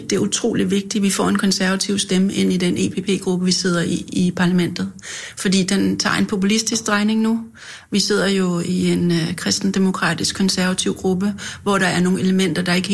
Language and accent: Danish; Helsingør, Capital Region of Denmark, Denmark; also born or lived in Rungsted / Africa; Jamen, jeg kommer fra Nordsjælland. Jeg er født i Helsingør og har gået i skole i Rungsted, men øh, har faktisk boet de første 10 år af mit liv i Afrika